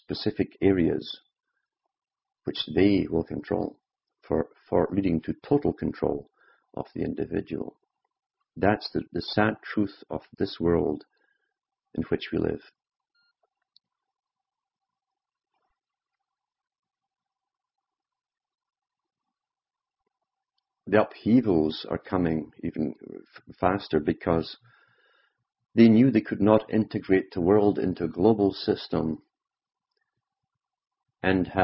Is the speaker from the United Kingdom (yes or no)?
yes; United Kingdom; Growing up in Britain, during a time of mass upheaval